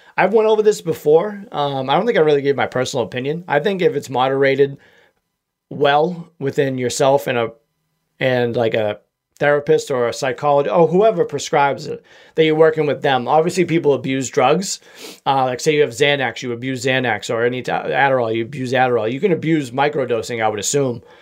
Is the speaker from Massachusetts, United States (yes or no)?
yes; Massachusetts, United States; accent: Massachusetts